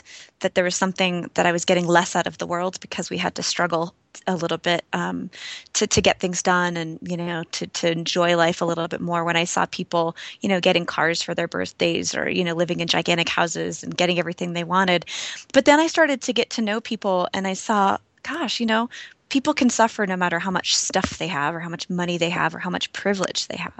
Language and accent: English; East Coast, United States; Yeah, well, so I grew up on the East Coast, and I was always sort of in a family that was interested in exploration and sort of personal growth.